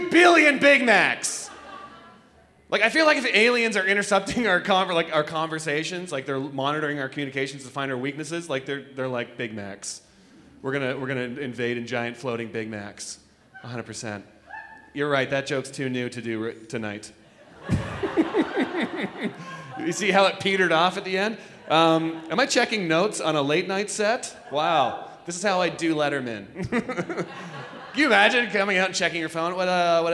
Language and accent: English; Toronto, Ontario, Canada; I'm from Toronto.